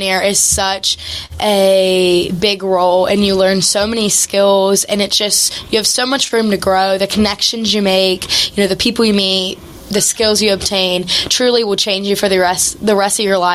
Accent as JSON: {"language": "English", "area": "Mason County", "region": "West Virginia", "country": "United States", "said": "I'm from Mason County, West Virginia"}